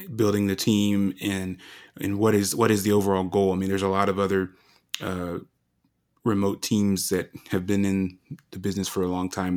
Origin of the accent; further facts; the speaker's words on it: Colorado, United States; moved away as an adult; also born or lived in Japan; to come to Colorado, you know, my home state